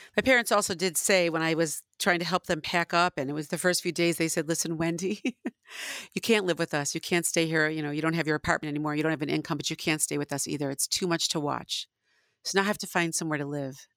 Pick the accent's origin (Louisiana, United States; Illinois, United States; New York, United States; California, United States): Illinois, United States; Northbrook; moved away; I grew up in Northbrook, which is, got a very large percentage of Jews.